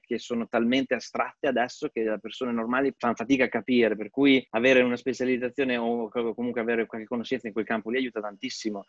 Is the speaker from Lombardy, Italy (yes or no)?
no; Pieve di Cento, Emilia-Romagna, Italy; moved away as an adult; also born or lived in London / New York / California; now in Zurich, Switzerland; vengo da Pieve di Cento, in provincia di Bologna